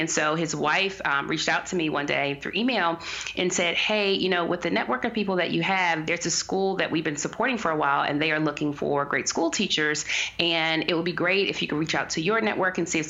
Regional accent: Washington, District of Columbia, United States; I was born rather in Southeast DC

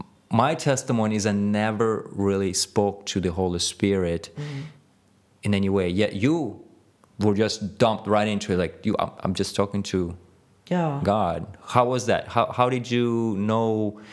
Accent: Ukraine; born there; I was born in Russia, or Ukraine, if you want to really point to where we were.

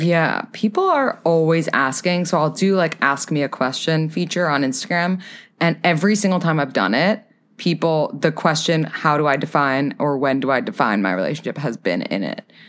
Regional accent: New York City, New York, United States; I am from New York City

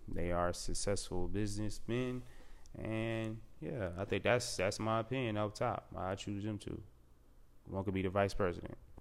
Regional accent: Charlotte, North Carolina, United States; also born or lived in Amityville, Long Island, New York; I'm originally from New York, Long Island, Amityville. Yup, but I came, I came to Charlotte when I was young, probably like three or four, so Charlotte basically raised me

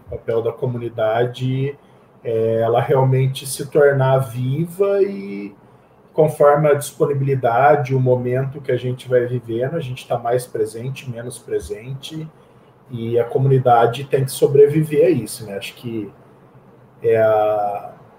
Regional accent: Campinas, São Paulo, Brazil; sou de Campinas, é, nascido e criado aqui em Campinas

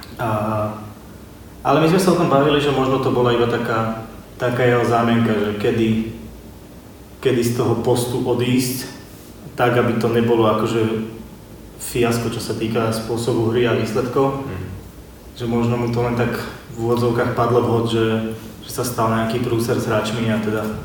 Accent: Sereď, Trnava Region, Slovakia; u nás doma v Seredy, v komunitnom centre Priestor

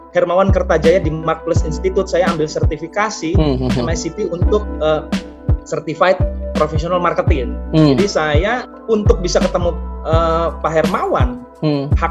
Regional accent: Bogor, West Java, Indonesia; ada yang dari Bekasi dan sisanya Jakarta, saya dari Bogor

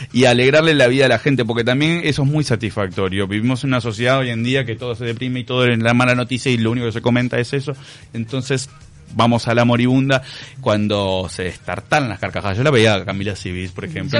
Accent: Uruguay; soy la primera generación de uruguayos de mi familia, son todos gallegos, este mi hermana y yo somos los únicos uruguayos

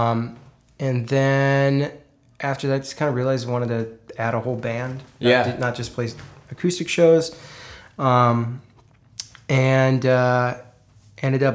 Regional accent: Duluth, Minnesota, United States; moved away as an adult; now in Nashville, United States; came back to my hometown, Duluth, Minnesota

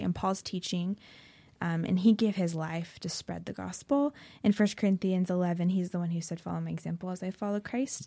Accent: Oregon, United States; I grew up in Oregon, um, so born and raised

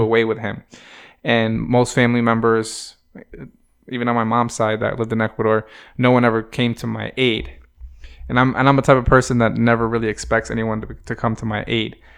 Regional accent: New Haven, Connecticut, United States; from New Haven

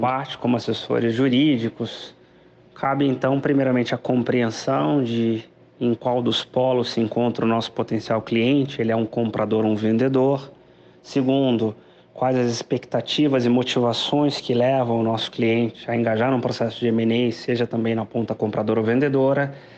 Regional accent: Minas Gerais, Brazil; como bom mineiro

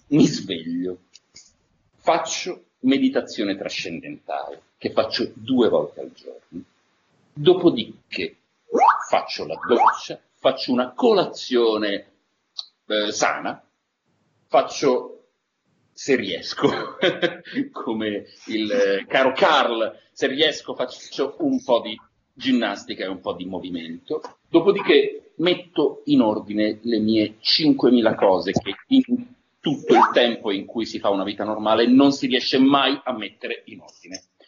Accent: Turin, Piedmont, Italy; io sono nato a Torino e cresciuto a Torino

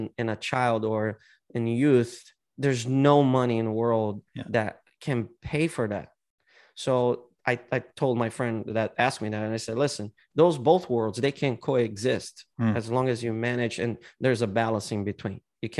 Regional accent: São Paulo, Brazil; São Paulo.

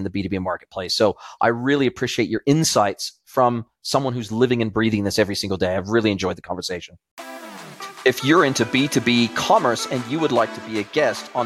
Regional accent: Southern California, United States; also born or lived in Australia; now in Mexico; I grew up in Southern California

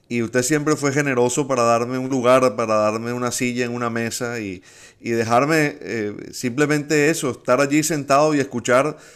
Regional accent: Venezuela; el agradecimiento como venezolanos también por eso, profe.

